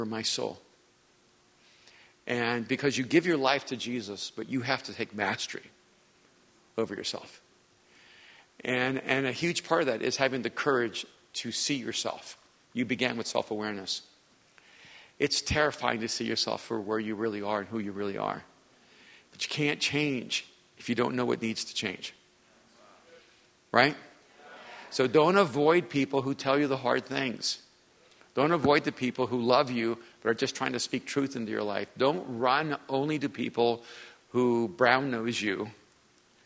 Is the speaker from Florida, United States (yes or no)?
yes; Miami, Florida, United States; I grew up in Miami